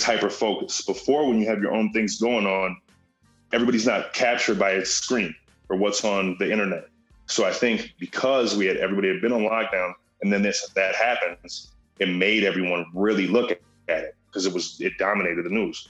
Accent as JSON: {"language": "English", "town": "Minneapolis", "region": "Minnesota", "country": "United States", "tie": "born or raised there", "said": "I grew up in Whittier"}